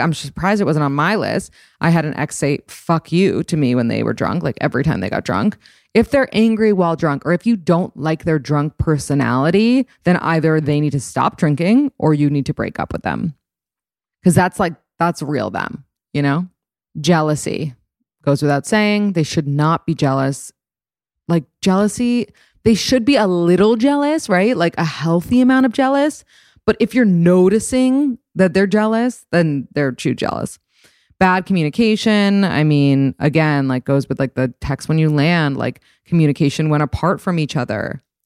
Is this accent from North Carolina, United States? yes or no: no; New York City, New York, United States; I grew up in New York City